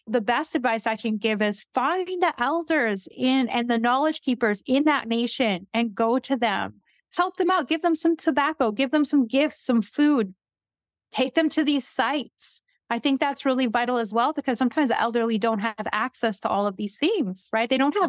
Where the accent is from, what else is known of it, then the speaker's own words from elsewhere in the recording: Northern Canada, Canada; So I first saw some of these when I was younger, growing up in the North. They're all over the Canadian Shield.